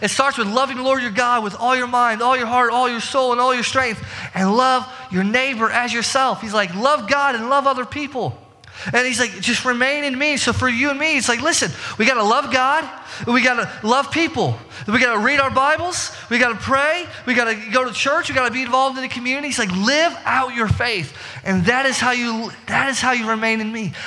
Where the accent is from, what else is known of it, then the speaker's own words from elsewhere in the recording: Indiana, United States; we're from, you know, we're from Indiana.